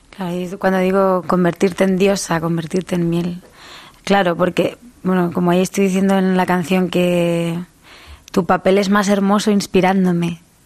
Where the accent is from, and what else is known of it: Albacete, Castilla-La Mancha, Spain; accent: manchego and Murcian; also born or lived in Murcia; now in Madrid, Spain